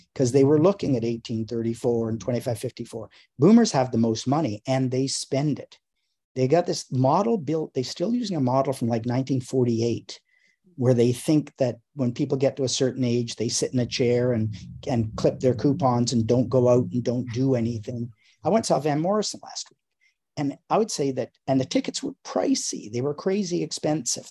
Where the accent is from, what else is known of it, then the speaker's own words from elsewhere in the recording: Canada; I grew up in Canada